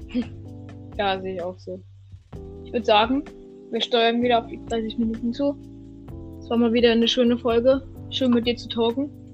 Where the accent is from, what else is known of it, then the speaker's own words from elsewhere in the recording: Germany; Wir sind Deutsche. Deutsche Kartoffeln